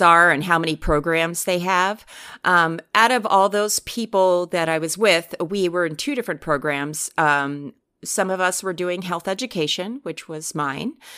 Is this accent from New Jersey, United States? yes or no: yes; New Jersey, United States; moved away; I'm originally from New Jersey. That's correct. And most of my family is still back there